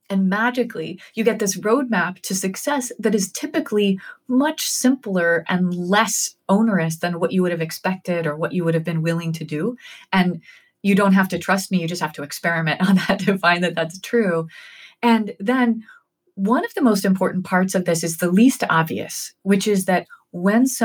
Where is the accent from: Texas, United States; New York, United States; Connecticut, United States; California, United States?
Connecticut, United States; New Haven; my hometown of New Haven